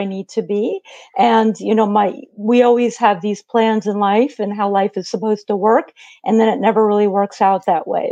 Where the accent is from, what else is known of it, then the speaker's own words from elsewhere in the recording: Syracuse, New York, United States; I re-moved back. So I was from Syracuse